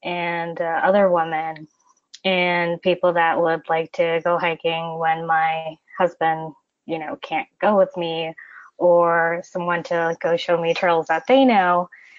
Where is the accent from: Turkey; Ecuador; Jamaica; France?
Ecuador; also born or lived in United States; I'm originally from Ecuador, and I've kind of lived my life in between Ecuador and the United States, a little bit of background information.